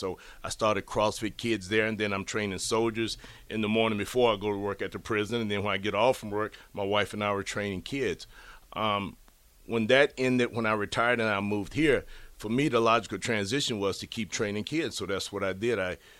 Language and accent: English; Virginia, United States; moved away as an adult; also born or lived in California / Phoenix, Arizona / Leavenworth, Kansas; now in Lincoln, Nebraska, United States; I'm from Virginia, born and raised in.